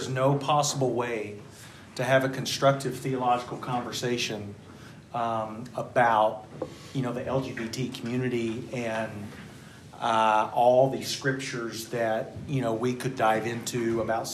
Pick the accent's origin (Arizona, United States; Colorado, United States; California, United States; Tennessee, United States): Tennessee, United States; Tullahoma; my church growing up in Tullahoma, Tennessee